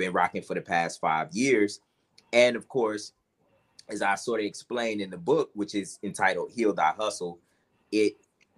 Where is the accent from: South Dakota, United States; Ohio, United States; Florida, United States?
Ohio, United States; Cleveland; moved away; also born or lived in Atlanta, Georgia; I'm originally from Cleveland, Ohio. I also have Atlanta as kind of my second home